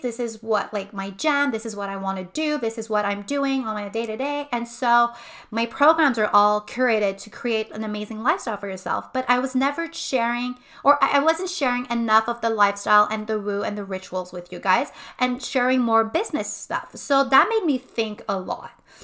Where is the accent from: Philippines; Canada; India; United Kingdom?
Canada; Montreal, Quebec; moved away as an adult; now in Quebec City, Canada; I'm originally from Montreal. My family is from Montreal. I've lived there my entire life